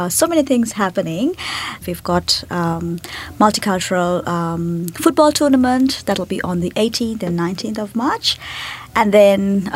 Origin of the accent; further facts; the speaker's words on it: Sri Lanka; moved away as an adult; now in Nelson, New Zealand; I'm from Sri Lanka. I've been here for 4 years